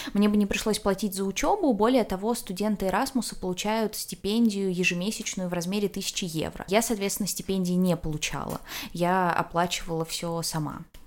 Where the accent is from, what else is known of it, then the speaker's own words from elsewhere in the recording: Russia; also born or lived in Granada, Spain; я из России